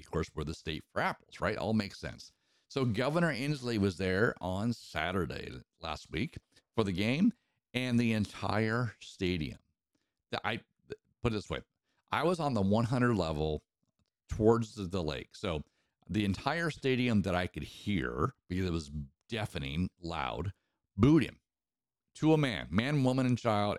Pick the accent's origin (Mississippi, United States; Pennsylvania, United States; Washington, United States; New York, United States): Washington, United States; Eastern; I grew up in Eastern Washington